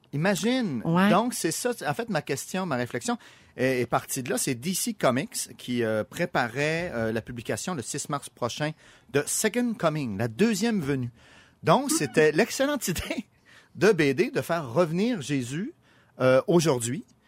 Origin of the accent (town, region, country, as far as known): Quebec, Canada